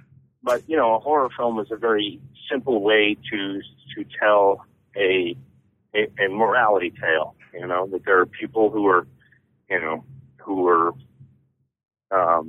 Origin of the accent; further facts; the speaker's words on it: Toledo, Ohio, United States; growing up in Toledo